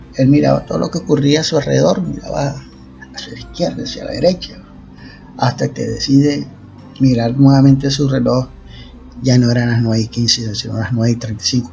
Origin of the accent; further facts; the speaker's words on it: Costeño, Caribbean coast, Colombia; cómo somos nosotros los costeños